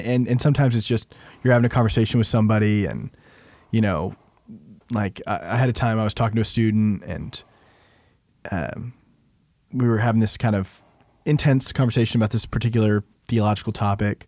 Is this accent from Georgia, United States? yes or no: no; Arlington, Texas, United States; I grew up some in Arlington.